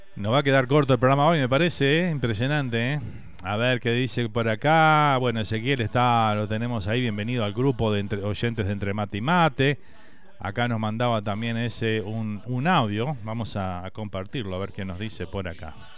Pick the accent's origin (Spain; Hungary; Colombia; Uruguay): Uruguay; now in Miami, United States